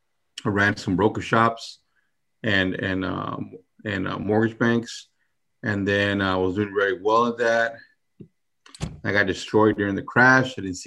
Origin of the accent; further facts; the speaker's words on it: New Orleans, Louisiana, United States; New Orleans, you know. I was born in New Orleans. My dad's family's from there. So, I mean, I can remember being a small little kid on the street.